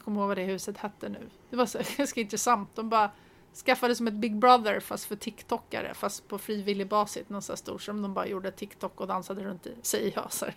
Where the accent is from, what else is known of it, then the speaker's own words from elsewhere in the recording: Sweden; vi som svenskar är ju ganska förskonade